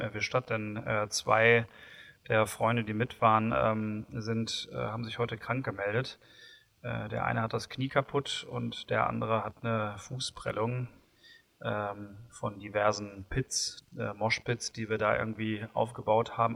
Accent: Bochum, North Rhine-Westphalia, Germany; bin ich ja gebürtiger Bochumer

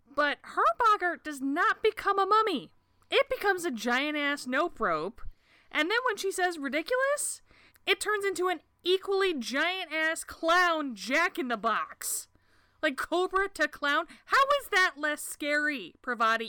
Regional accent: United States; as an American

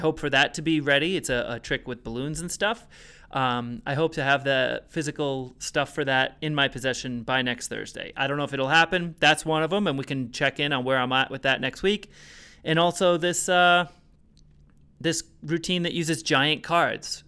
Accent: Rhode Island, United States; I'm from Rhode Island.

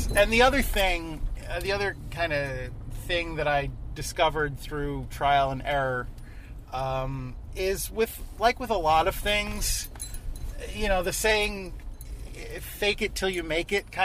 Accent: New York, United States; I'm a New Yorker

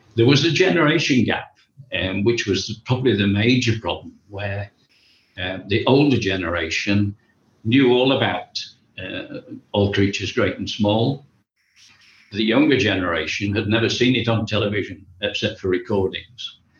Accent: Buxton, East Midlands, United Kingdom; I was uh, born and brought up in a town called Buxton, which is in Derbyshire

